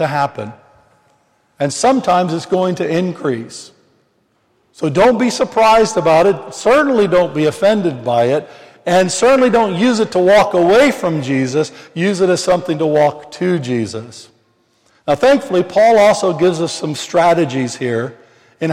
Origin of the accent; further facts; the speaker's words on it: Missouri, United States; I'm from the Missouri